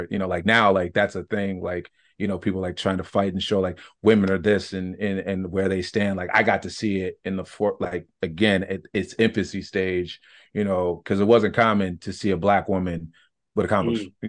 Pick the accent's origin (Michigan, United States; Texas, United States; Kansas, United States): Michigan, United States; I grew up in Michigan. I would say the first 17, 18 years of my life, we had a comic book store.